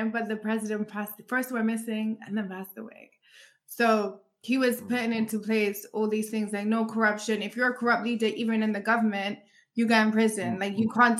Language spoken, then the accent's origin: English; London, United Kingdom; It's it's crazy how when I was growing up in London, it was all about like Caribbean, like Jamaica was like the in place